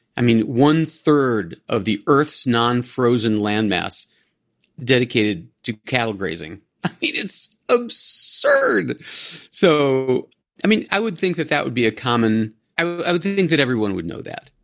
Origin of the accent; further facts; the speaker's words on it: Cleveland, Ohio, United States; moved away; I grew up in Ohio, in the suburb of Cleveland